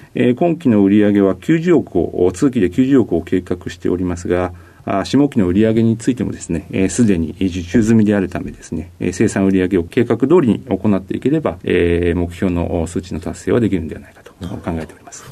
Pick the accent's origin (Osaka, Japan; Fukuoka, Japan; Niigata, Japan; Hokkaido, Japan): Niigata, Japan; Nagaoka; 出身は新 潟県の長岡市にあります